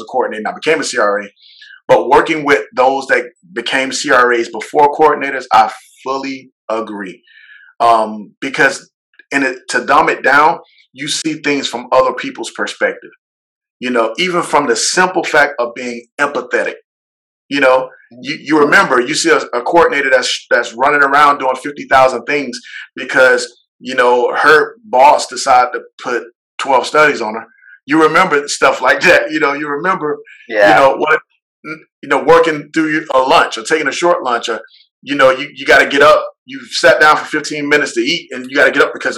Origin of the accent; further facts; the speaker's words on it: Orlando, Florida, United States; moved away; I'm originally from Orlando